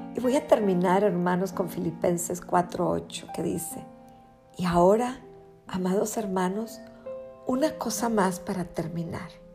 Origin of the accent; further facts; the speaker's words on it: Mexico; Somos mexicanos